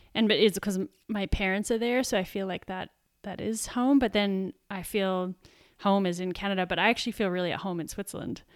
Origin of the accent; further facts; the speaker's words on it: Sydney, New South Wales, Australia; moved away; also born or lived in Canberra; from Sydney originally